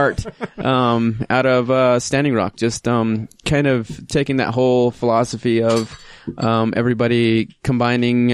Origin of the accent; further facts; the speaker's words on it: Orem, Utah, United States; also born or lived in Phoenix, Arizona / Colorado River Indian Tribes reservation, Arizona; when I was 5, my parents decided to go to BYU, and so moved up to Orem, Utah, and I grew up in Orem.